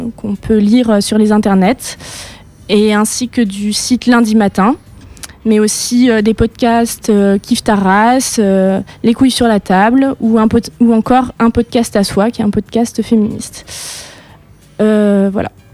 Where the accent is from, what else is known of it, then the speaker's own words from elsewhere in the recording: Lorraine, Grand Est, France; je viens d'une petite ville de Lorraine